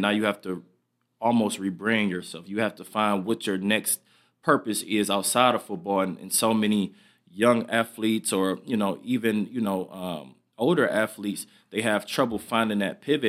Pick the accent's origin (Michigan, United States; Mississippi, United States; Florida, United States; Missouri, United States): Michigan, United States; moved away; I'm back in my hometown, Michigan